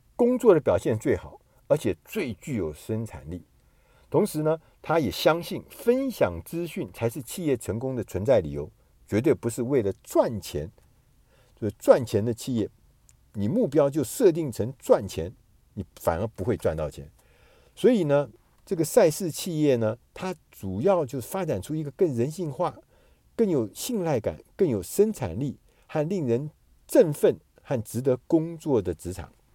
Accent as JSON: {"language": "Chinese", "country": "Taiwan", "said": "我们台湾人所说的台风"}